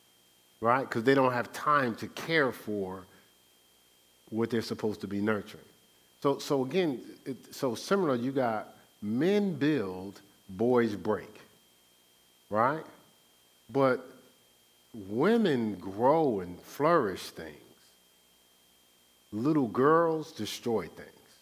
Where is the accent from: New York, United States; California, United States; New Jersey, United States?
New Jersey, United States; Newark; I'm from the Brick City in Newark, New Jersey